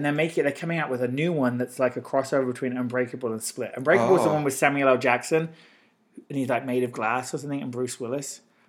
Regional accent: Northampton, East Midlands, United Kingdom; born or raised there; moved away

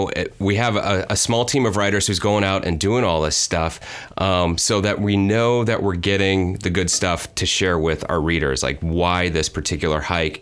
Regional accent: Visalia, California, United States; where I grew up in Visalia, it's not too far from Sequoia National Park.

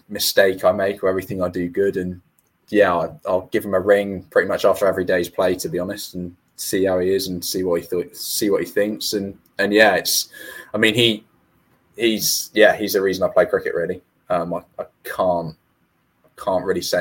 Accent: Newport, Wales, United Kingdom; I'm from Newport, so that was in the county of Gwent

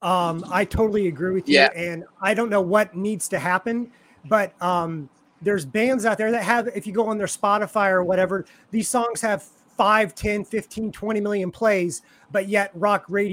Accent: Kansas City, Missouri, United States; moved away; I'm from Kansas City

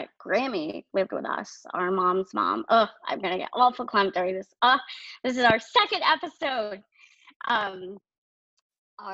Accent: Maine, United States; also born or lived in New Hampshire; we are from Maine

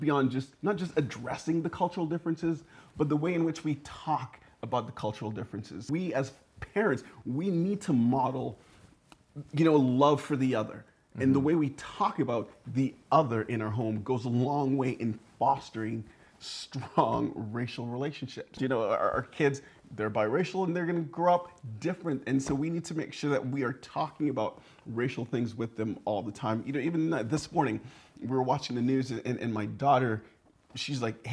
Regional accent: Burnaby, British Columbia, Canada; also born or lived in St. Lucia; I spent about the first 8 years of my life there, and then kind of moved and was brought up to Canada in Burnaby, and there I remained ever since.

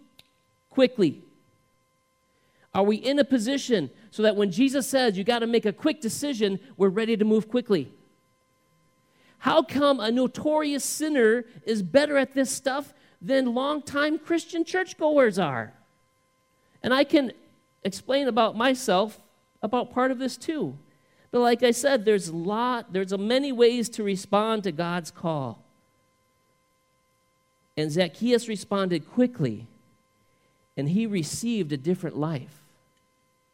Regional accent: the South, United States; we love drinking sweet tea growing up in the South

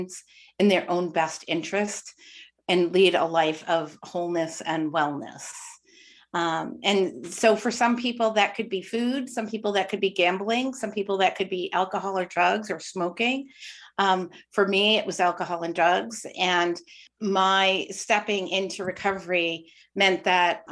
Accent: Windham, Maine, United States; also born or lived in Portland, Maine; I am a Mainer, born and raised in Windham, and I've been in Portland since 1984

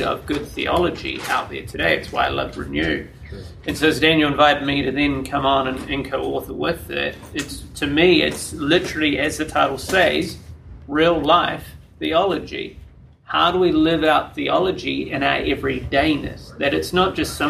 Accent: New Zealand; moved away as an adult; now in United States; born and raised in New Zealand, so I'll be your favorite Kiwi

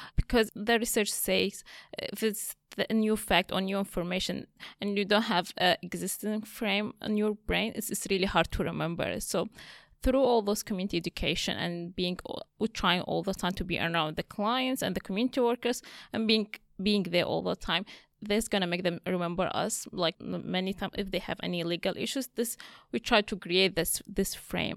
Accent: Syria; moved away as an adult; now in Australia; I'm Assyrian from Syria. I came to Australia on refugee visa in two thousand fifteen

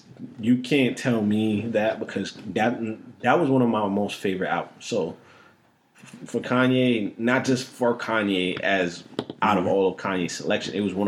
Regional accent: Jamaica; I'm Jamaican

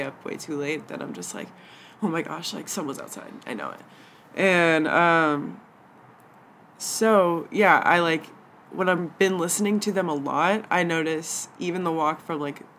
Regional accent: Atlanta, Georgia, United States; moved away as an adult; now in Los Angeles, United States; I grew up in the suburbs of Atlanta

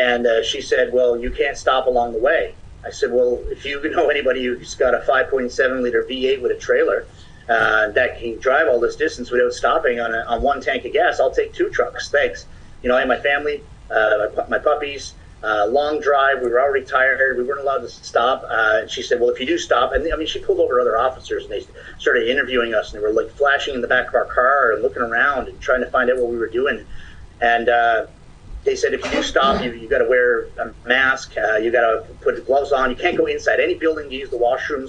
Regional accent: Ontario, Canada; People found out we're from Ontario, they would run away from us.

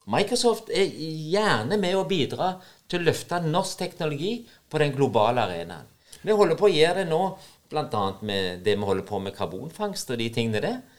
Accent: Norway; Selv om det er et amerikansk selskap som betaler lønna mi, så er jeg nordmann.

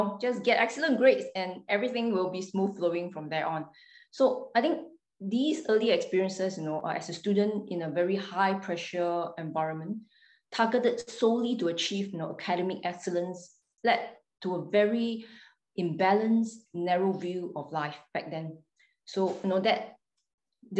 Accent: Singapore; I was born in Singapore. So I grew up there

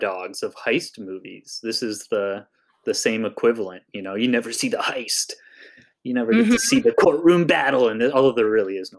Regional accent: Germany; My relatives may have been in World War II on the Germany side because I'm from Germany.

